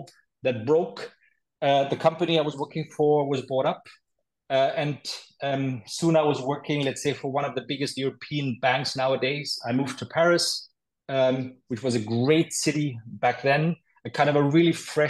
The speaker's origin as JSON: {"language": "English", "area": "Nuremberg", "region": "Bavaria", "country": "Germany", "tie": "born or raised there", "said": "I was born in Nuremberg, Germany. I grew up in a village close to the town"}